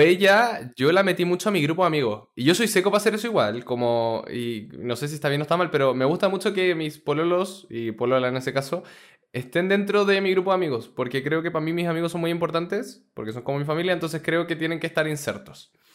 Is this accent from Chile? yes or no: yes; Chile; no somos de acá, pero venimos de Chile